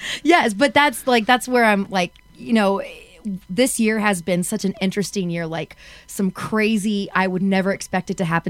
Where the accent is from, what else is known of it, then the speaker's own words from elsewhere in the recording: Texas, United States; I'm from Texas